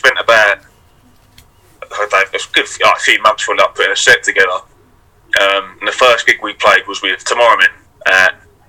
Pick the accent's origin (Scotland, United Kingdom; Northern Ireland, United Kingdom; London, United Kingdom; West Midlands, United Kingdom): London, United Kingdom; Rainham; now in Hornchurch, United Kingdom; So I grew up in Raynham. So it's like a little town. So it's in between like Hornchurch and Dagenham, sort of like Barrack, that kind of way.